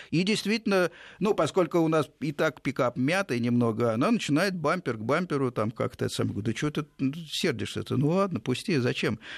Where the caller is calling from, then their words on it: Mytishchi, Moscow Oblast, Russia; Я из Мытищ.